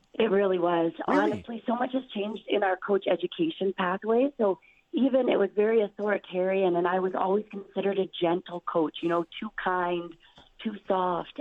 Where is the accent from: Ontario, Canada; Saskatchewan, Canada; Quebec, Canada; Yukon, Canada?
Saskatchewan, Canada; I'm so proud to be from this province. I'm so proud to be coaching the university in my hometown